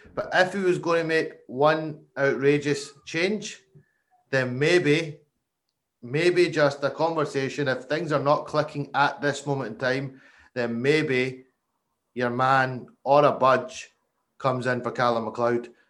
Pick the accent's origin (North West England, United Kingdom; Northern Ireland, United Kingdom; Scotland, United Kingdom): Scotland, United Kingdom; We're Scottish